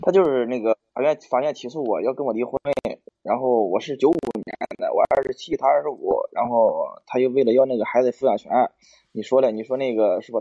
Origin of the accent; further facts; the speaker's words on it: Hebei, China; 我是河北的。我 是 河 北的。